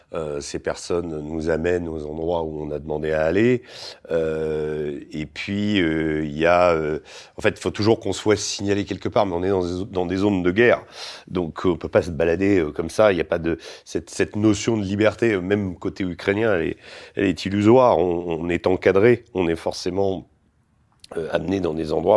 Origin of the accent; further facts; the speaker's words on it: France; en tant que Français